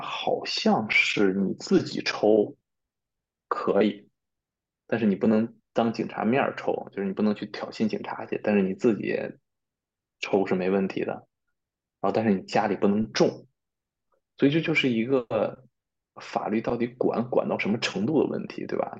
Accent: China; also born or lived in Spain; 我们中国人是一块儿

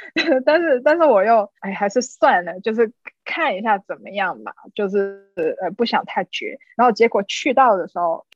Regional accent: China; moved away as an adult; 作为一个中国人

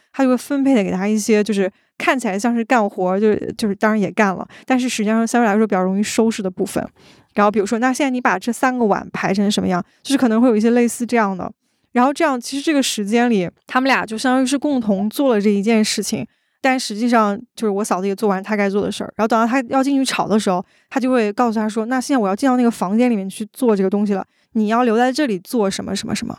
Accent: Daqing, Heilongjiang, China; 因为我是家在大庆的，就是我们那个地方，还保留了大部分的地方都是比较原始和野生的状态，就是从小都是生活在所谓的那个草丛和树林里的那种感觉

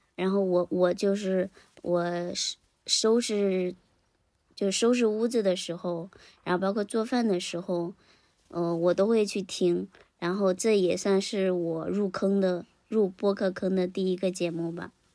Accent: Henan, China; 我呢，现在是，也是在一个小县城里面工作。嗯，是在我们家乡的，呃，河 河南一个，一个，一个小县城，属于，属于一种躺平生活吧

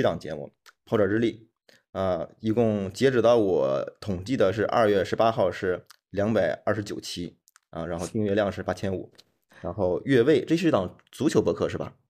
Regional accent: China; 我们作为中国人

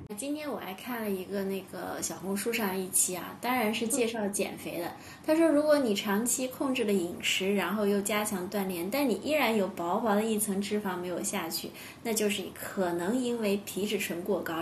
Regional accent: China; 作为中国人，其实谈论死亡总归有一些就心理压力嘛

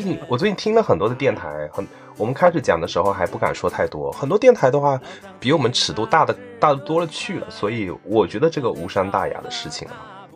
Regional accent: Fuzhou, Fujian, China; accent: Fuzhou dialect; 我们说的是福州话

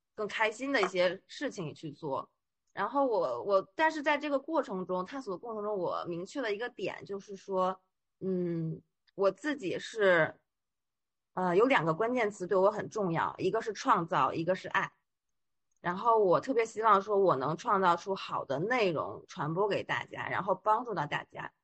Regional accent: Beijing, China; moved away as an adult; now in Shanghai, China; 因为我是北京人嘛，然后就一直在北京工作

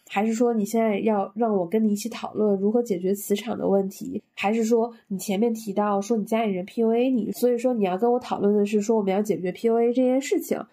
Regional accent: Northeast China, China; moved away as an adult; also born or lived in Dalian / Shanghai; now in Beijing, China; 我是一个来自东北县级市，双非本科毕业，工作即将八年的一个没有户口的大龄单身北漂

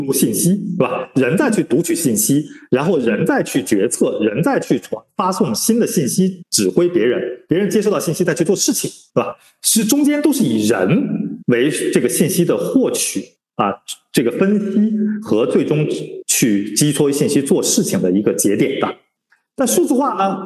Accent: China; 我们中国人

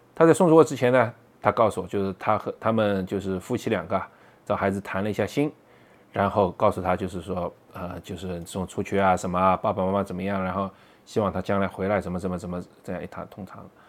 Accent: China; moved away as an adult; now in Boston, United States; 我们中国人嘛

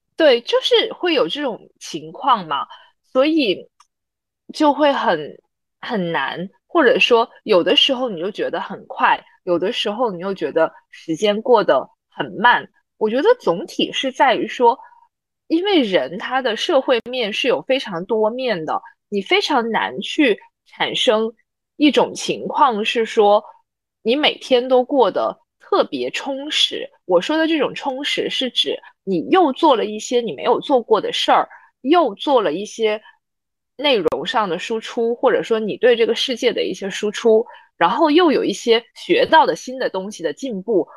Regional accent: Zhuhai, Guangdong, China; 我小时候在珠海生活

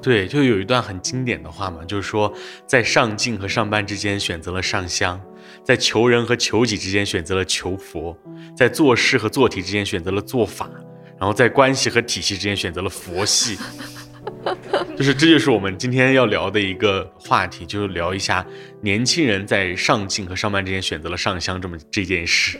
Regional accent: Jiangnan, China; 我是一个在江南出生的一个地方

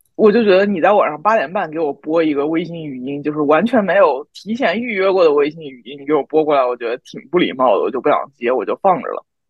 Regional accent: southern China, China; 我们南方人就是没有这个习惯啊

